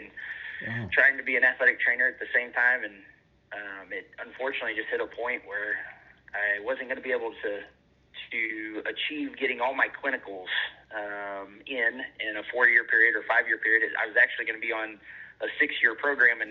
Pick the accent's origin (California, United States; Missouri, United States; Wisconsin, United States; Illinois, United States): Missouri, United States; northeast; I grew up in Missouri for the most part, really in the northeast corner of Missouri, on a family